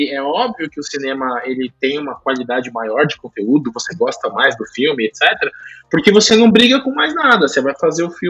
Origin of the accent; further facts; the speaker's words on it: Brazil; a gente é brasileiro